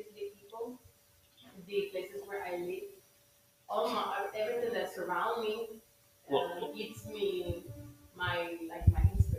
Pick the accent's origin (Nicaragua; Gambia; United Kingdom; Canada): Nicaragua; León; English is a second language; moved away as an adult; now in Managua, Nicaragua; I born in León, but I live in Managua.